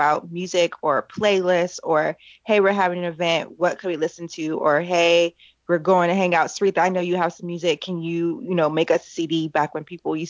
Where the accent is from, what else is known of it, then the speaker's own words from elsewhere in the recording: California, United States; I born and raised in California. I was born and raised in the church